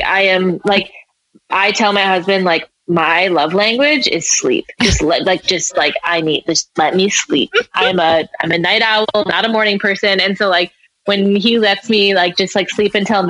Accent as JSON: {"language": "English", "region": "Midwest", "country": "United States", "tie": "born or raised there", "said": "growing up in the Midwest"}